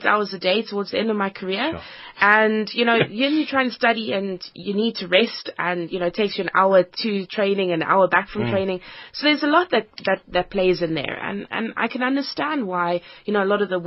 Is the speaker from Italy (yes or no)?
no; Cape Town, Western Cape, South Africa; moved away; also born or lived in Johannesburg / Europe; I grew up in Cape Town.